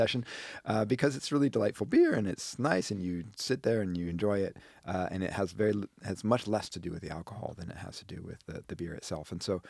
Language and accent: English; Wisconsin, United States; moved away; When I was growing up in Wisconsin.